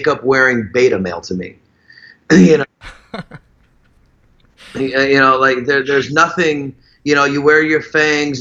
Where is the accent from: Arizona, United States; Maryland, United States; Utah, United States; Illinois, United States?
Illinois, United States; Chicago; moved away as an adult; also born or lived in Wisconsin; now in Florida, United States; I was born and raised in Chicago. I lived in Wisconsin for a few of my teenage years, and I went back to Chicago, and then I've been in Florida 18 years